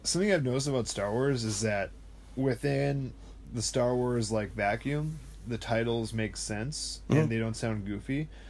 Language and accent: English; Appleton, Wisconsin, United States; also born or lived in Kaukauna / Oakfield; Well, I was born in Appleton, though.